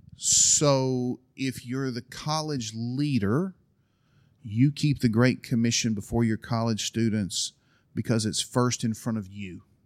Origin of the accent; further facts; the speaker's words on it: Alabama, United States; moved away as an adult; also born or lived in Berlin, Germany / Istanbul, Turkey; I was from Alabama